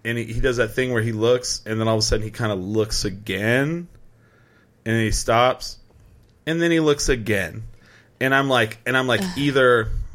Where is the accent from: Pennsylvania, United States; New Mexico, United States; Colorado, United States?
New Mexico, United States; Albuquerque; we're still from Albuquerque